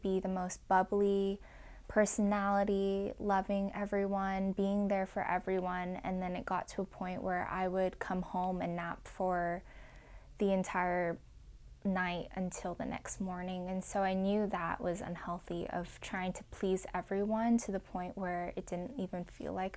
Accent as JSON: {"language": "English", "town": "Irvine", "region": "California", "country": "United States", "tie": "born or raised there", "said": "I grew up in Irvine, California in suburbia"}